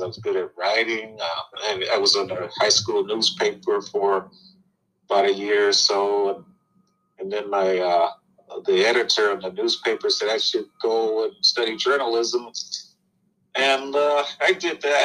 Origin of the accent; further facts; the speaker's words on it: Chicago, Illinois, United States; now in Michigan, United States; I grew up in Chicago, Lawndale, West Side community in Chicago